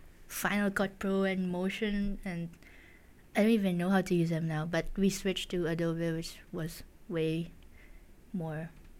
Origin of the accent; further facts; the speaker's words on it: Philippines; now in Japan; because I'm a Filipino.